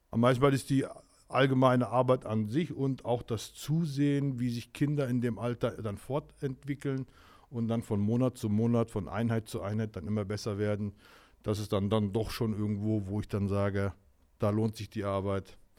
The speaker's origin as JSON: {"language": "German", "town": "Lauterbach", "region": "Hesse", "country": "Germany", "said": "Ich komme aus Lauterbach."}